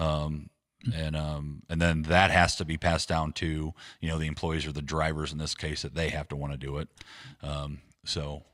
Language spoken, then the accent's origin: English; Defiance, Ohio, United States; also born or lived in Akron, Ohio; now in Waterville, United States; I was born and raised in Defiance, Ohio, a little town west of here.